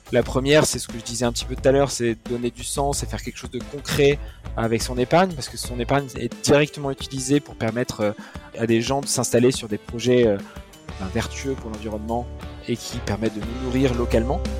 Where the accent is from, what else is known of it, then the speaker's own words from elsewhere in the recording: Nouvelle-Aquitaine, France; je suis originaire du Pays Basque.